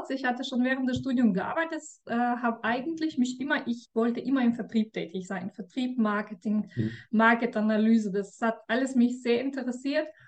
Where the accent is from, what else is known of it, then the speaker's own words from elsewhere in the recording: Russia; Ja, ich komme aus Russland.